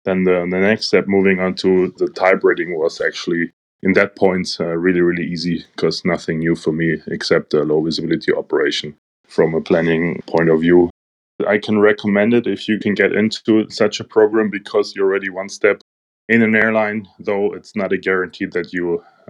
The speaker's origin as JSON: {"language": "English", "town": "Munich", "region": "Bavaria", "country": "Germany", "said": "from Germany, living in Munich, from Munich"}